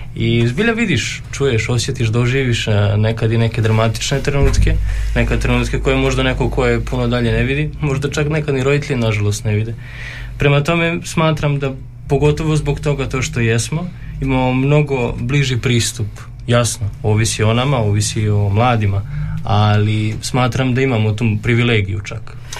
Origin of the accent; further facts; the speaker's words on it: Subotica, Vojvodina, Serbia; moved away as an adult; now in Đakovo, Croatia; dolazim iz Subotice, dakle, granice.